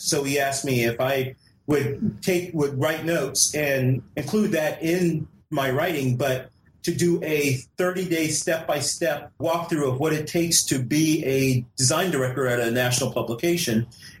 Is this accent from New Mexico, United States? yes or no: no; California, United States; born there; Well, I was born in California. I was an Air Force brat. I was born in California, and so heading back out to West Coast just really intrigued me.